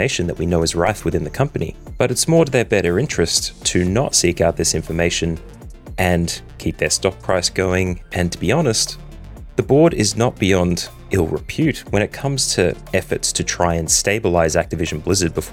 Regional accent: Australia; Being an Australian

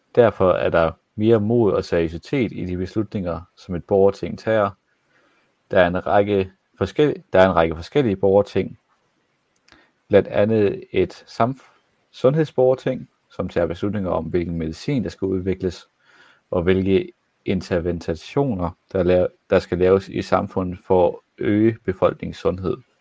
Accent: Jutland, Denmark; jeg var for meget jyde

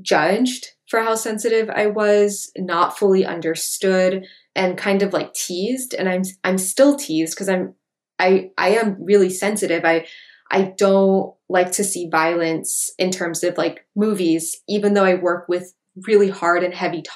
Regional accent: Hawaiian Islands, United States; Growing up in the Hawaiian Islands

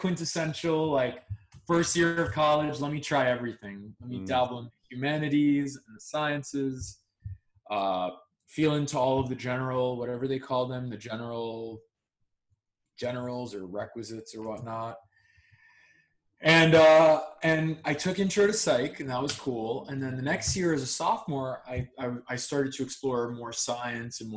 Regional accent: Long Island, New York, United States; I grew up in Long Island

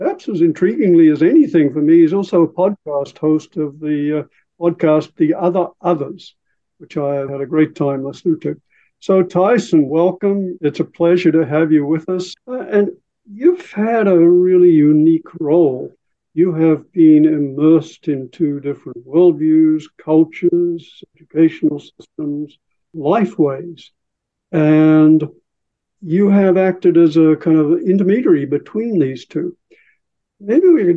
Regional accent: Julia Creek, Queensland, Australia; where I grew up in Julia Creek, a little town of 400

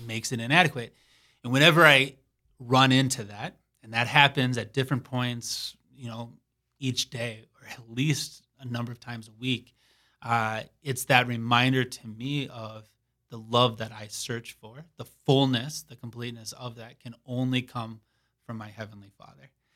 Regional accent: Saint Paul, Minnesota, United States; moved away as an adult; now in Sioux Falls, United States; I am originally from Saint Paul, Minnesota

